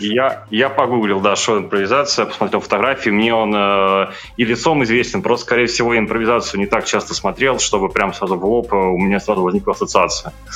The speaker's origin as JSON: {"language": "Russian", "town": "Voronezh", "region": "Voronezh Oblast", "country": "Russia", "said": "Я из Воронежа"}